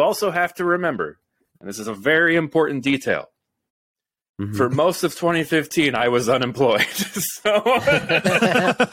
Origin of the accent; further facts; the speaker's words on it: Roseville, Illinois, United States; my hometown